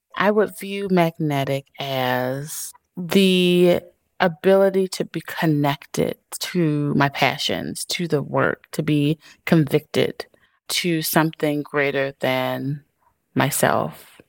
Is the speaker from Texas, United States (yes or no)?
no; Chicago, Illinois, United States; I am a girl from Chicago who grew up on the South Side